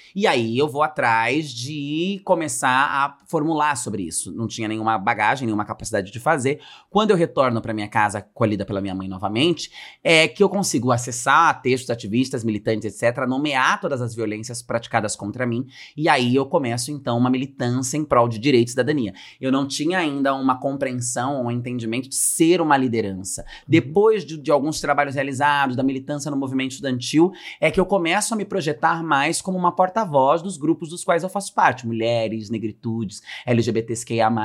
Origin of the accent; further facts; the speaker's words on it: Francisco Morato, São Paulo, Brazil; cresci nesse lugar em Francisco Morato, região metropolitana de São Paulo, cidade periférica